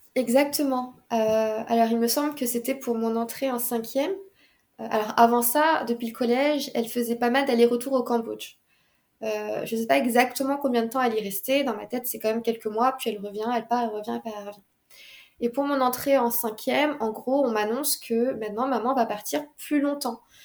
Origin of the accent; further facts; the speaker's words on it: Paris, Île-de-France, France; j'étais de Paris